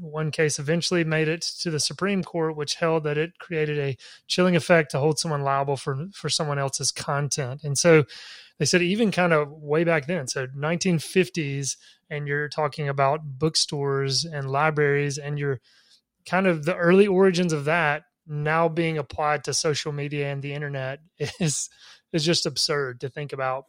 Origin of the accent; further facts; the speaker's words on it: Laurel, Mississippi, United States; my hometown of Laurel, Mississippi